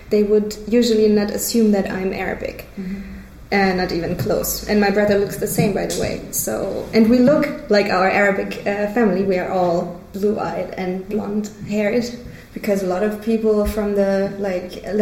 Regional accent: Stuttgart, Baden-Württemberg, Germany; moved away as an adult; also born or lived in Israel; now in Cologne, Germany; I was born in Stuttgart in the south of Germany, and I moved here to Cologne nine years ago

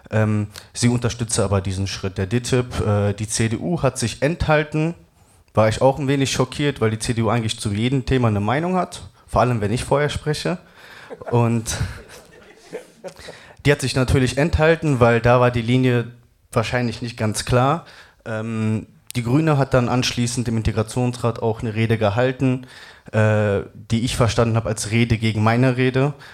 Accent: Essen, North Rhine-Westphalia, Germany; Äh, ich komme aus Essen

